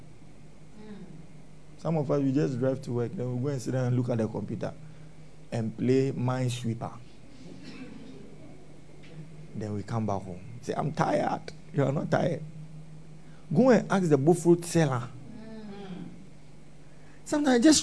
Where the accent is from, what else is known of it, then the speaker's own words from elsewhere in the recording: Ghana; We are Zongo boys. Yeah, we come from the Zongo